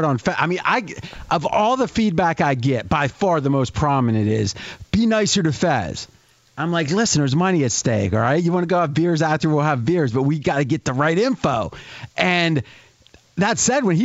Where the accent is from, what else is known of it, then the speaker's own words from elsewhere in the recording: across the river from Wheeling, West Virginia, Ohio, United States; I grew up in Ohio, but it was right across the river